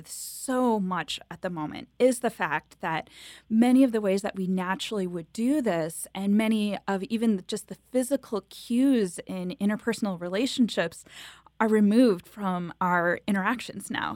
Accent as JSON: {"language": "English", "region": "Wisconsin", "country": "United States", "moved": "yes", "lives_now": "Chicago, United States", "said": "I'm from Wisconsin originally myself."}